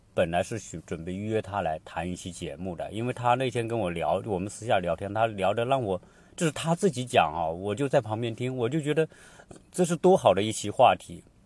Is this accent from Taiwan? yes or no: no; China; now in Atlanta, United States; 我们中国人